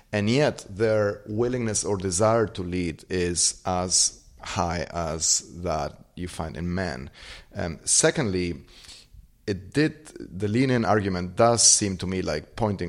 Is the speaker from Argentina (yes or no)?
yes; Argentina; Growing up in Argentina, you could see at any point in time the problems that incompetent leadership causes.